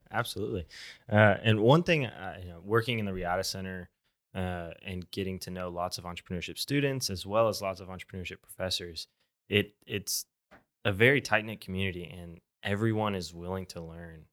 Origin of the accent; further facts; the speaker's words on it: Tulsa, Oklahoma, United States; I'm from Tulsa